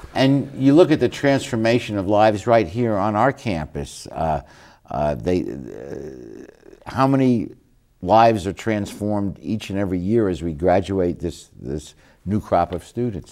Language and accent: English; New York, United States; I'm from New York